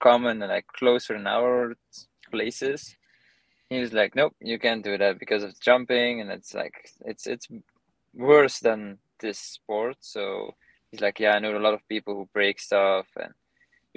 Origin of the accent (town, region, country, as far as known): Belgium; now in United States